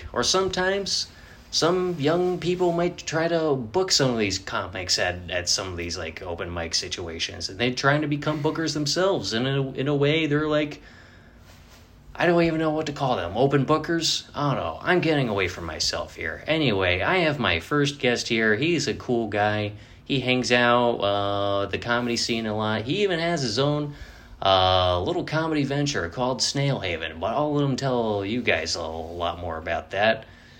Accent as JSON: {"language": "English", "region": "Connecticut", "country": "United States", "said": "Yeah, right? I'm from Connecticut. Yeah. And all this happened when I was in New Hampshire."}